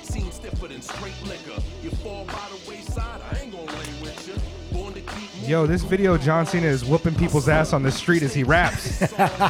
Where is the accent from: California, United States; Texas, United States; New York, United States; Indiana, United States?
California, United States; moved away as an adult; now in Tokyo, Japan; we're from California